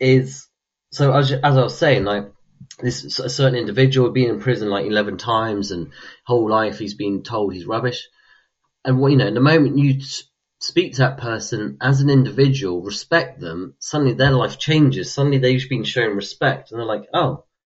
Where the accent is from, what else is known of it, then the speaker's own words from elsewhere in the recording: London, United Kingdom; I come from London